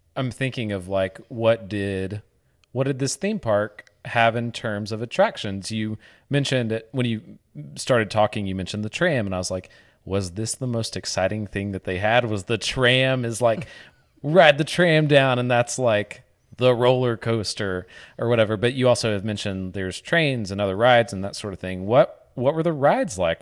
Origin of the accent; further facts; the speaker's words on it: Northeast Arkansas, United States; I grew up in Northeast Arkansas